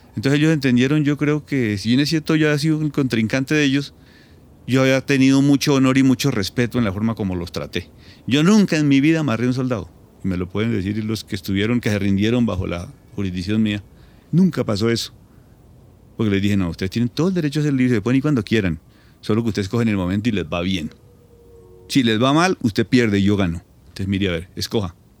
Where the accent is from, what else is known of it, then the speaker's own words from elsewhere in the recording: Caquetá, Colombia; also born or lived in Pitalito, Huila; nací en Pitalito, Huila, muy pequeño me fui para el Caquetá, yo me crié en el Caquetá